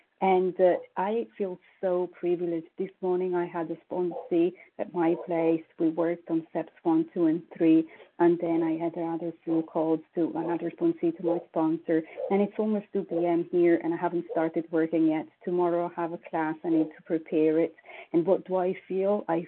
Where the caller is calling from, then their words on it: Paris, Île-de-France, France; I'm calling from Paris, France.